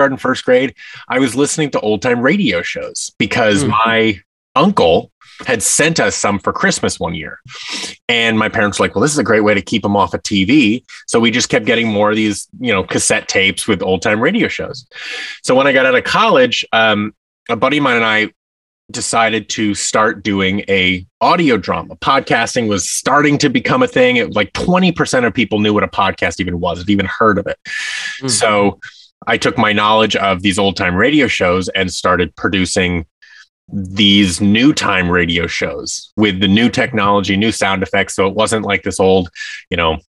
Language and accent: English; Seattle, Washington, United States; I grew up in Seattle, Washington